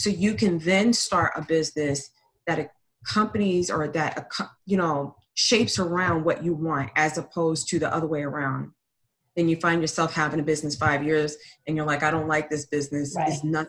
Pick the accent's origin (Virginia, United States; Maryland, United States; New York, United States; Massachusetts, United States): Massachusetts, United States; Boston; moved away as an adult; I grew up in Boston, and I didn't come down here until 2015 through the military.